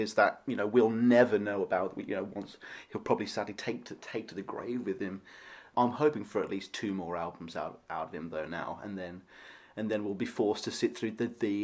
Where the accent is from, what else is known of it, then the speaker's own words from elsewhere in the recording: United Kingdom; as a Brit